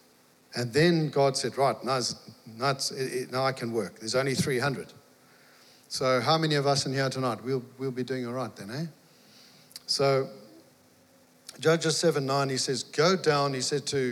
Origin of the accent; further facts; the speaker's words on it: Mtunzini, KwaZulu-Natal, South Africa; moved away; Meredith and I, we're from South Africa, you might have guessed. And I was farming